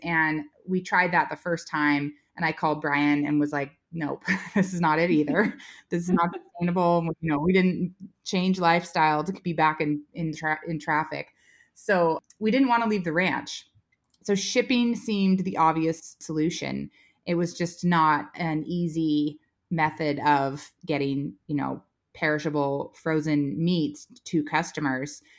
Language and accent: English; Menlo Park, California, United States; moved away as an adult; also born or lived in Virginia; I was raised in Silicon Valley and at Menlo Park